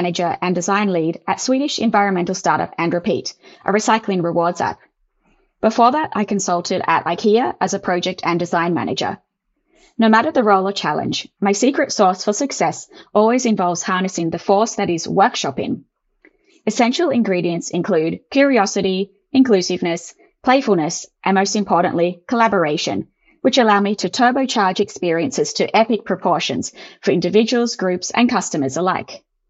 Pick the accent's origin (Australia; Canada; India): Australia